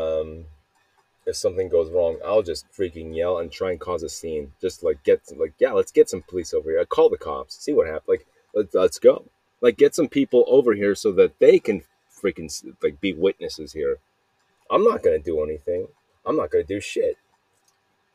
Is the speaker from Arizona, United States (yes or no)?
yes; Mesa, Arizona, United States; I was born in Arizona. I was here at in Mesa, Arizona, Mesa Lutheran Hospital